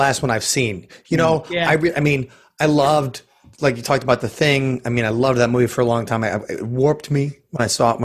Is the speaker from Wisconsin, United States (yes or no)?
yes; Milwaukee, Wisconsin, United States; my hometown of Milwaukee